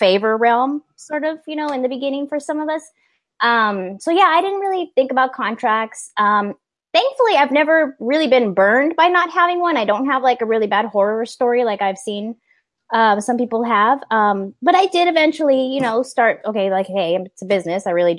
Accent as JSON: {"language": "English", "region": "Texas", "country": "United States", "also_born_or_lived": "California", "said": "See, and I'm from Texas and California, so I can kind of get where both of y'all are coming from."}